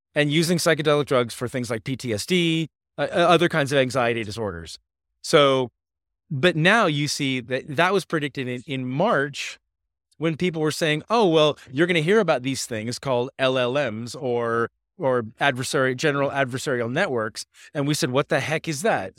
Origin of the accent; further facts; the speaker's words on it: Laguna Beach, California, United States; I grew up in Laguna Beach, California